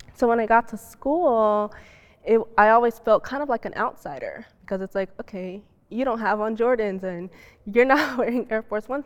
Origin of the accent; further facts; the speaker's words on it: Chicago, Illinois, United States; being Muslim and being black and growing up in Chicago